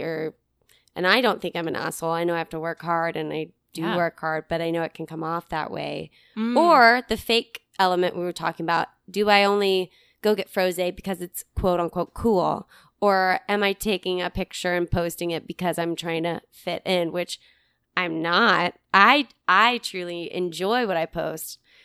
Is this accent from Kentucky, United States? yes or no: yes; Kentucky, United States; I'm from Kentucky